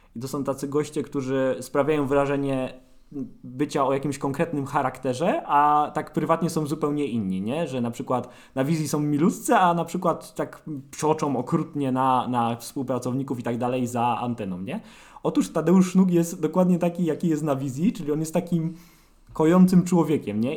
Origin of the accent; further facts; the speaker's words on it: Sosnowiec, Silesian Voivodeship, Poland; jestem z Sosnowca, jestem yy, dziennikarzem